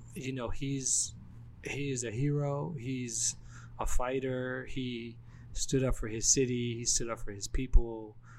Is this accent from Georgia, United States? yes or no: yes; Atlanta, Georgia, United States; moved away; also born or lived in Washington, D.C.; growing up in Atlanta and then yeah. living in DC